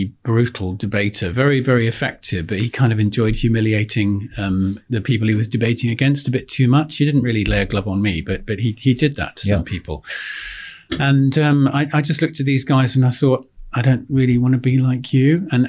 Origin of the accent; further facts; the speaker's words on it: Oxfordshire, South East England, United Kingdom; I grew up in Oxfordshire. I'm the son and grandson of a country doctor.